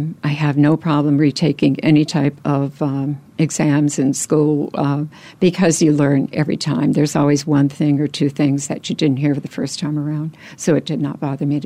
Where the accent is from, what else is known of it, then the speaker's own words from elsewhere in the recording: Wisconsin, United States; moved away as an adult; Well, I relocated here from Wisconsin, so I'm a Midwesterner. I've been here 20 years. I actually started in the business while in Wisconsin.